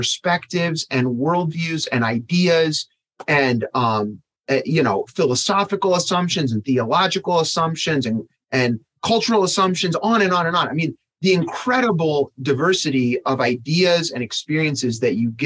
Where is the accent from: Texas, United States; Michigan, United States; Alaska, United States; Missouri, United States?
Michigan, United States; I grew up in Michigan, so I had to take Michigan history as an elementary student.